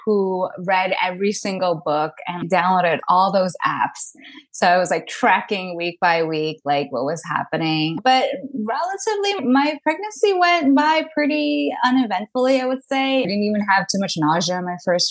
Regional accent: New York City, New York, United States; now in Long Island, United States; I am from Long Island, born and raised in New York City, but I moved out to Long Island during the pandemic.

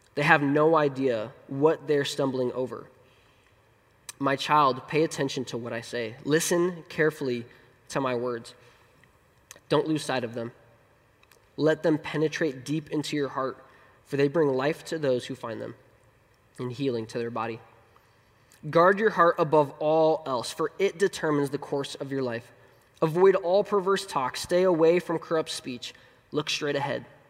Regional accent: Colorado, United States; moved away; I, I was born in Colorado, and so that's my favorite place. Um, our family joke is that Colorado's the promised land, and we have been wandering in the wilderness ever since 2000.

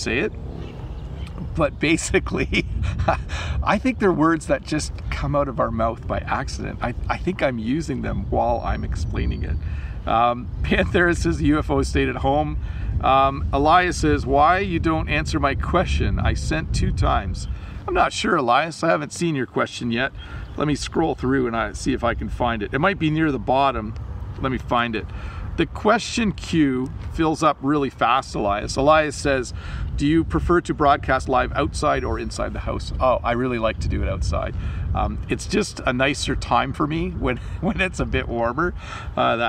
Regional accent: Canada; also born or lived in southern Ontario, near Niagara Falls; I'm Canadian.

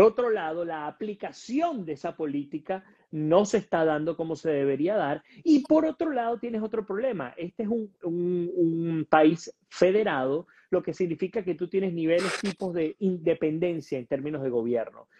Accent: Venezuela; now in United States

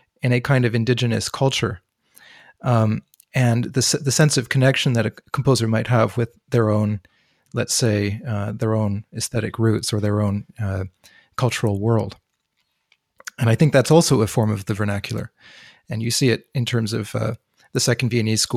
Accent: Canada; I'm from Canada

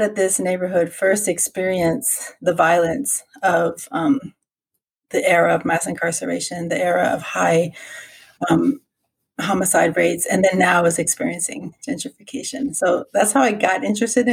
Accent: Washington, District of Columbia, United States; moved away as an adult; also born or lived in Kansas; now in Merced, United States; I'm originally from Washington, D.C. I graduated high school in 1991, just to give you a context of the time period that I grew up

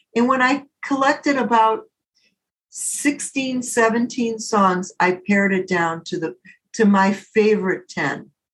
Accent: Detroit, Michigan, United States; also born or lived in Southfield, Michigan / Birmingham, Michigan / Ferndale, Michigan; I was born and raised in the city of Detroit, and I grew up in Southfield, Michigan.

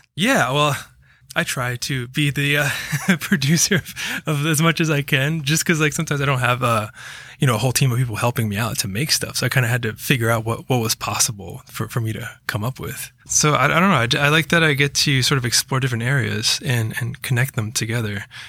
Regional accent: Rockville, Maryland, United States; moved away; also born or lived in Georgia; I mostly grew up around D C

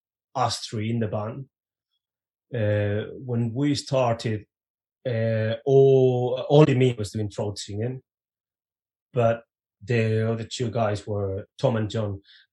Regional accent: Reading, South East England, United Kingdom; we were from the not very Viking town of Reading.

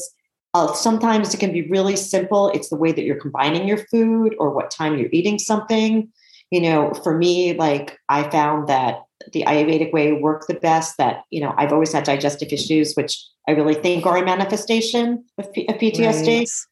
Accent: New York City, New York, United States; I grew up in New York City

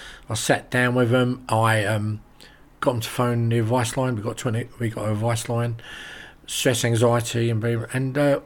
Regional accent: London, United Kingdom; now in Rye, United Kingdom; I'm from London originally

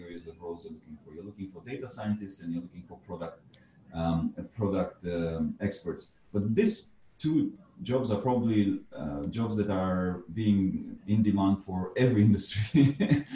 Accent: Romania; moved away; I come from Romania originally

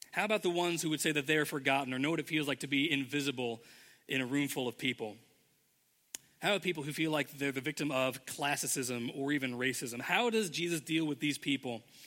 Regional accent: Indianapolis, Indiana, United States; moved away as an adult; now in Ohio, United States; we we're both from Indianapolis. Our homes were there

